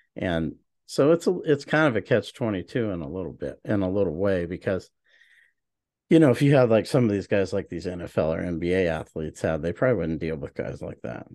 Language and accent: English; Oklahoma, United States; also born or lived in Hawaii; I'm from Oklahoma